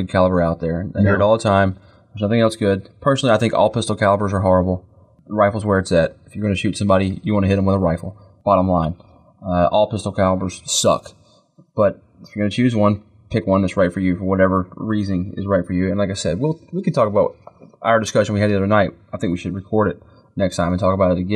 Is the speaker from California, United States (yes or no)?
no; North Carolina, United States; moved away; I'm from North Carolina. I haven't lived there in many, many years.